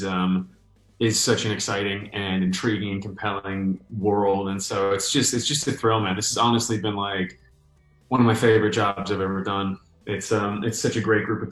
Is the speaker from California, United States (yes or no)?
no; New York, United States; moved away; I'm from New York